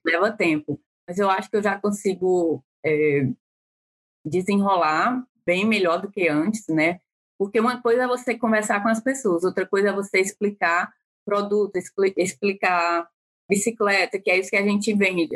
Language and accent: Portuguese; Brazil; moved away as an adult; now in Pittsburgh, United States; nós, enquanto brasileiros